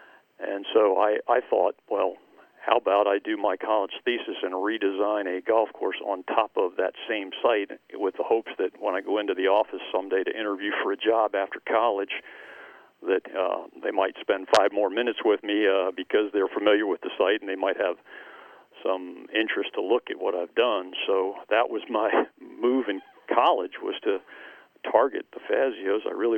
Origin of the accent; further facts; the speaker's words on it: Jenkintown, Pennsylvania, United States; I grew up in Jenkintown area on kind of north and east side of Philly